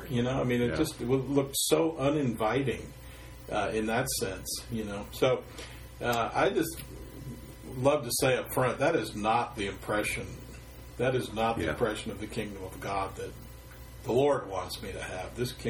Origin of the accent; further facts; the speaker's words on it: San Francisco, California, United States; I grew up in San Francisco